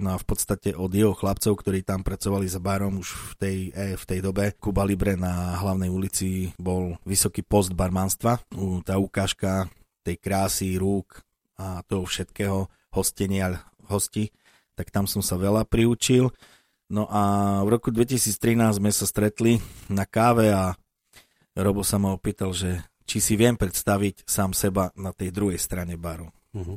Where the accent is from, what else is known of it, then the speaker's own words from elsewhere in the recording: Slovakia; som Slovák, pochádzajúci od Tatier